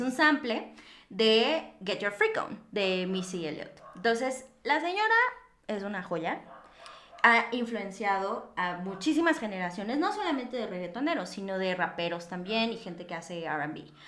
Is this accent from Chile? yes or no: no; Mexico; como mexicanos o como latinoamericanos